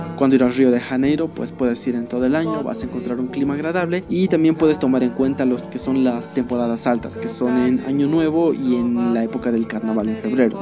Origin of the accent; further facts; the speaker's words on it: La Paz, Bolivia; soy aquí de La Paz y hace frío